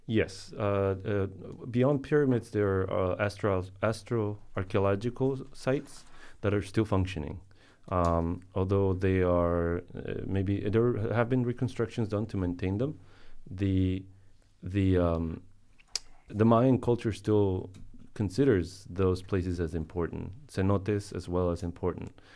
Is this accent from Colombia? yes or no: yes; Colombia; I was born in Colombia